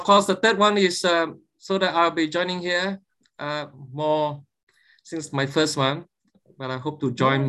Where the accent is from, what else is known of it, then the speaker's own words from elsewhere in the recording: Malaysia; I'm from Malaysia.